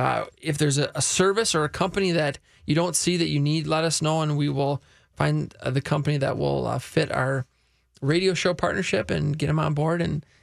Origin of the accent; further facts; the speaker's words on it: Luverne, Minnesota, United States; they're from where we're from Laverne.